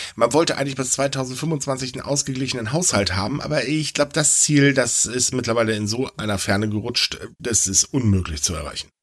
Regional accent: Northern Germany, Germany; ich bin kein Bayer, ich bin gefälligst Norddeutscher.

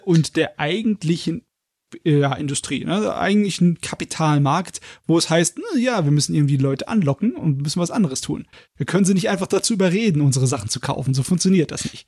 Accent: Germany; bei uns in Deutschland

